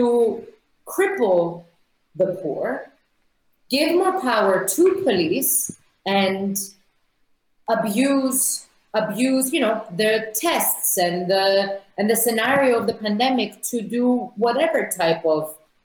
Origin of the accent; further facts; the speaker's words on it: Nicosia, Cyprus; my hometown, Nicosia